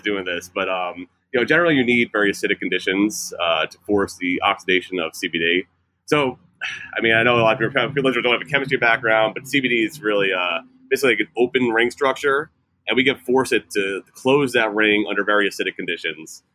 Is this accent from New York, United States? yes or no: yes; New York, United States; moved away as an adult; also born or lived in California; I'm from New York originally